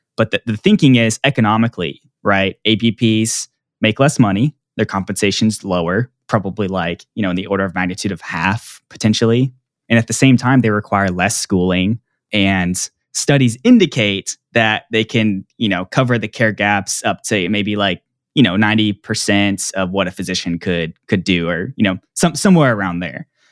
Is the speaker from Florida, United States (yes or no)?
no; Plano, Texas, United States; I grew up in Dallas, Texas, and actually in Plano, which is a suburb north of Dallas